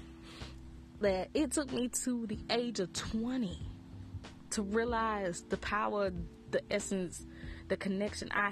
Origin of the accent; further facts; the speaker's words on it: the Bible Belt, United States; I grew up in the Bible Belt, heavy of the Bible Belt